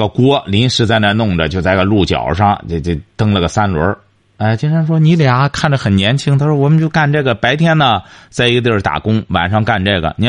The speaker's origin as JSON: {"language": "Chinese", "country": "China", "said": "我们中国人出去之后就知道，我们得吃中国饭，吃洋餐实在吃不惯。"}